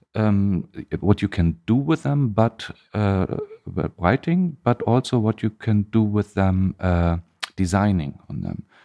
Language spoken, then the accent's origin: English; East Germany, Germany; English is a second language; now in Hamburg, Germany; I grew up in Germany, but in the eastern part, in East Germany.